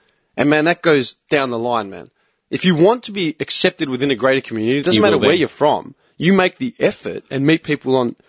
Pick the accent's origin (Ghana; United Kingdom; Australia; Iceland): Australia; I'm only Greek Australian in this country. In any other country, I'm Australian.